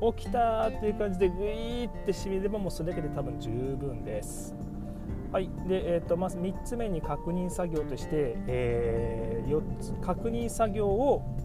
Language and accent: Japanese; Miyazaki, Japan; 私もあの地元の宮崎県で、えー、登録していますので